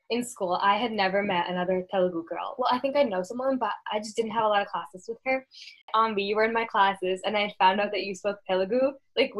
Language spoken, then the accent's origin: English; United States